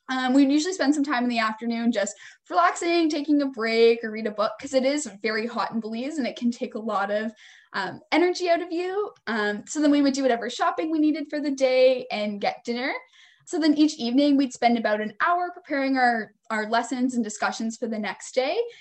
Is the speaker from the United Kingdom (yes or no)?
no; a little town just north of Toronto, near Aurora, Ontario, Canada; also born or lived in Kingston, Ontario; I'm from a little town um, just north of Toronto, um, kind of close to where Aurora is